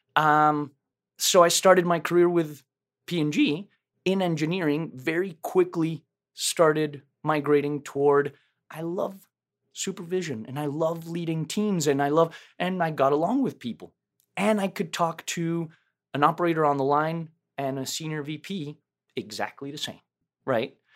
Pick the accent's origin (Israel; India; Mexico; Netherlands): Mexico; Mexico City; moved away; I was born and raised in Mexico City